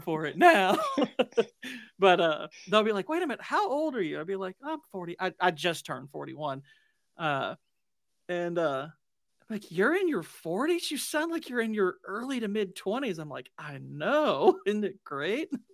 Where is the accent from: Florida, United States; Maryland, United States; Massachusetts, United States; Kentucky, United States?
Kentucky, United States; I'm from Kentucky